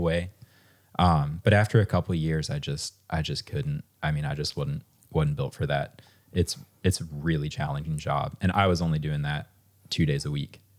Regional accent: Harrisonburg, Virginia, United States; I grew up in Harrisonburg

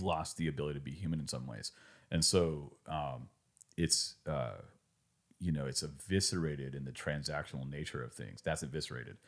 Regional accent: California, United States; determined that I was from California

